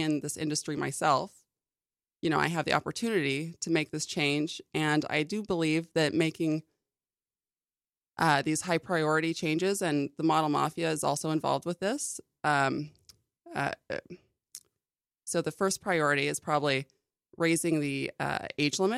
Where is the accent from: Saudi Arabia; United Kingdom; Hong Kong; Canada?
Canada; Vancouver, British Columbia; moved away; also born or lived in Newport Beach, California / Europe / New York City; I moved to Vancouver, Canada. And that's mostly where I grew up.